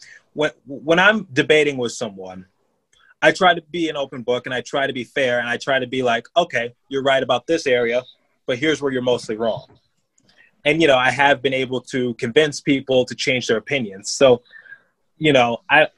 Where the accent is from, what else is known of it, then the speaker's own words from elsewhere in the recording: Detroit, Michigan, United States; now in Philadelphia, United States; I grew up in Detroit just fine